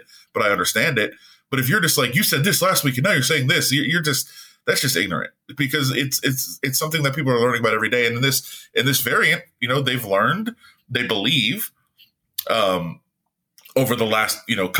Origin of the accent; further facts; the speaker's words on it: Las Vegas, Nevada, United States; me growing up in Las Vegas, you know, as a high school kid